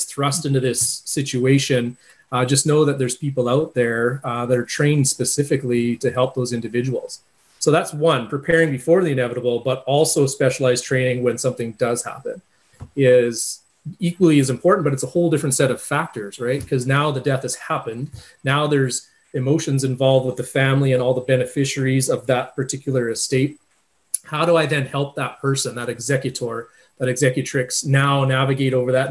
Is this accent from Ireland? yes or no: no; Viking, Alberta, Canada; I'm from the Viking area.